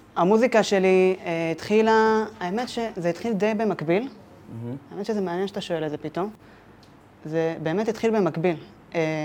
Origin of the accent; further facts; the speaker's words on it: Ramat HaSharon, Tel Aviv District, Israel; אני גדלתי בשכונה קטנה ברמת השרון, אה, שכונת מורשה